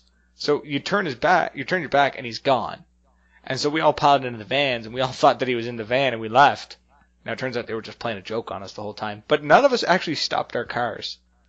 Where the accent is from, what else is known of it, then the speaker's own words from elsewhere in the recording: the Maritimes, Canada; we're from the Maritimes